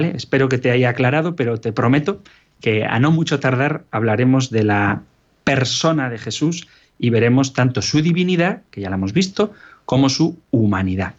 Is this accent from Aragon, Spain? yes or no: no; Basque Country, Spain; a mi tierra natal, al País Vasco